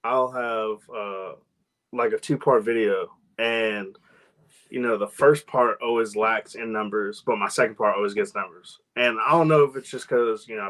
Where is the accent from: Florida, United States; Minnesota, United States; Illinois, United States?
Florida, United States; West Palm Beach; moved away; also born or lived in Massachusetts; I was born in Florida, West Palm Beach. And then I lived in Massachusetts for a while.